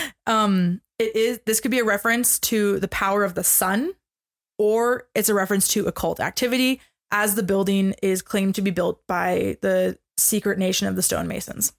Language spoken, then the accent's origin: English; Canada; we are Canadian.